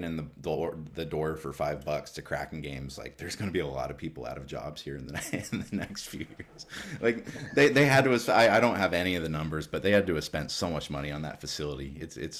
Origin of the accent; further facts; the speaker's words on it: Alaska, United States; also born or lived in Seattle, Washington; So I was born in Seattle and moved up to Alaska, I think, when I was like 5 or 6.